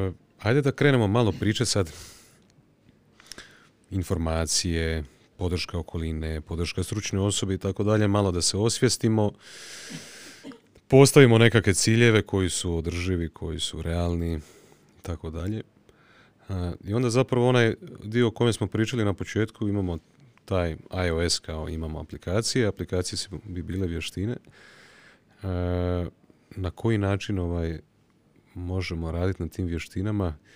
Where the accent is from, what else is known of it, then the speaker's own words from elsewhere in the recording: Osijek, Osijek-Baranja County, Croatia; Mene svi pitaju kao, pa šta ti si iz Osijeka?